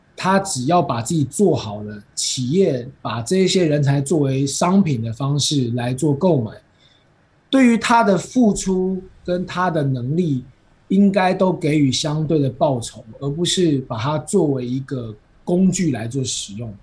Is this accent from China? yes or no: no; Taiwan; 咱们台湾人